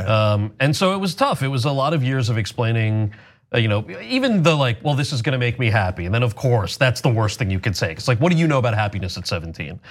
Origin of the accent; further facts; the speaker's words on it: New Jersey, United States; I grew up in Jersey